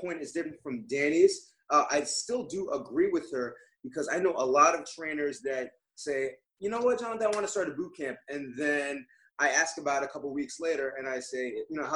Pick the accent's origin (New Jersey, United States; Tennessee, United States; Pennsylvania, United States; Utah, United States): New Jersey, United States; I am from the very densely populated state of New Jersey in the U.S.